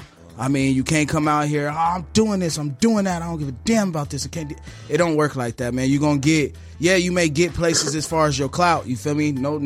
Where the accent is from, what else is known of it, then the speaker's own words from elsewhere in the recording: Phoenix, Arizona, United States; Growing up in the city of Phoenix, man, like, I've been watching, you know, my OGs doing this stuff for years